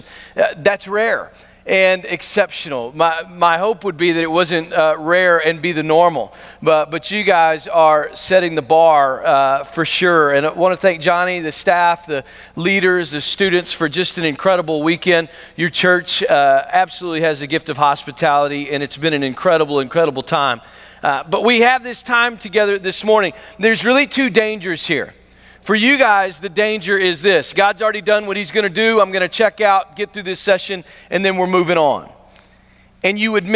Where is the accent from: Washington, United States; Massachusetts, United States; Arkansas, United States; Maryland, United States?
Arkansas, United States; Pickles Gap; I'm from Pickles Gap, Arkansas